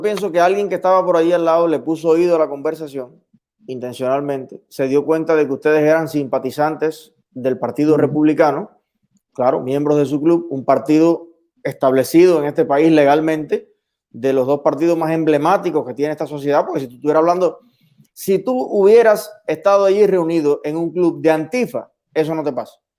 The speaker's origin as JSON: {"language": "Spanish", "country": "Cuba", "moved": "yes", "lives_now": "United States", "said": "venimos de Cuba"}